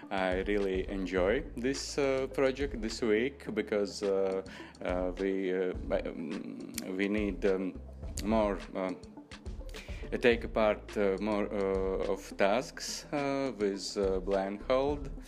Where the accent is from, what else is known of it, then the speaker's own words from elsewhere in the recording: Latvia; English is a second language; I come from Latvia.